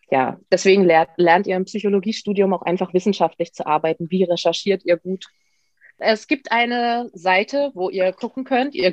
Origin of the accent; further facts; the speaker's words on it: Brandenburg, Germany; Und ich komme aus der Nähe von Potsdam, wo ich auch studiere.